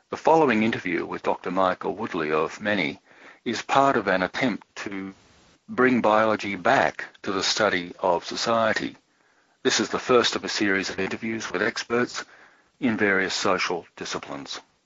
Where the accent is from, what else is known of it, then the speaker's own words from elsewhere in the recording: Sydney, New South Wales, Australia; moved away as an adult; also born or lived in Brisbane / Germany; I'm speaking out of the Sydney area, Sydney, Australia, and I grew up in Sydney. I'm a, a native born Australian